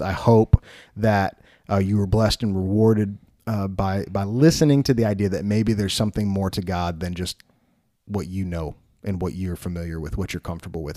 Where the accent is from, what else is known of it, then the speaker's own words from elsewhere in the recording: Wheaton, Illinois, United States; moved away; I grew up in Wheaton, Illinois, which is about as white bread as it can get